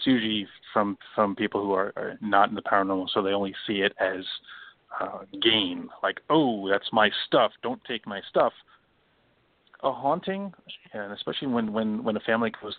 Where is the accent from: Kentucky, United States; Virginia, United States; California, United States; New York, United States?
New York, United States; New York City; I'm a New Yorker, so I've been to New York. I'm in New York, but I'm in New York City.